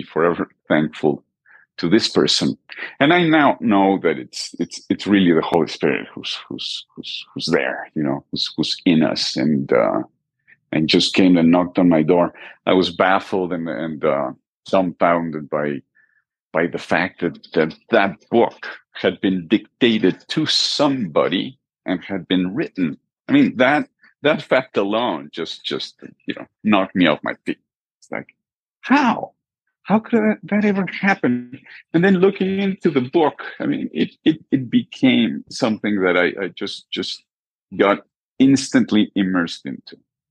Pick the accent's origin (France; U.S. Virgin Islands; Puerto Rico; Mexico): Mexico; Mexico City; now in Manzanillo, Mexico; I am originally from Mexico City, from central Mexico